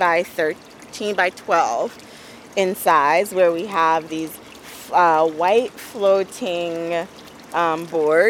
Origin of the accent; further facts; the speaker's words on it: Nigeria; moved away; I grew up in Nigeria